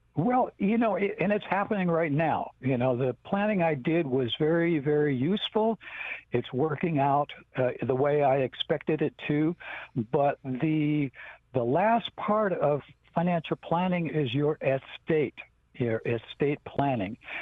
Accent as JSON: {"language": "English", "area": "Rosebud Reservation", "region": "South Dakota", "country": "United States", "said": "I'm from the Rosebud Reservation"}